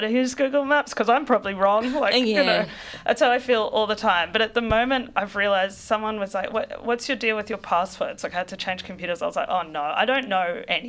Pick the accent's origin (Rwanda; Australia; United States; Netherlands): Australia; Brisbane, Queensland; I'm from Brisbane